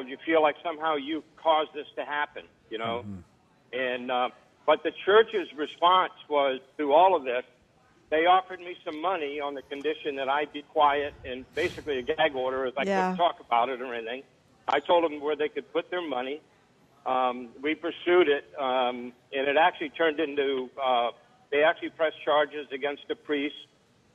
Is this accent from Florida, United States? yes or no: no; Rhode Island, United States; I grew up in Rhode Island.